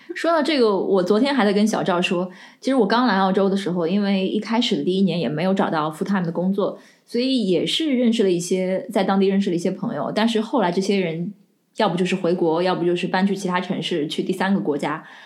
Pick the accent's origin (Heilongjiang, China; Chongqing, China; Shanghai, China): Shanghai, China; now in Melbourne, Australia; 我是上海人